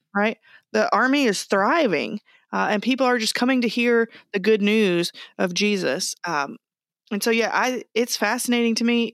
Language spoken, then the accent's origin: English; Texas, United States; moved away; I was raised in Texas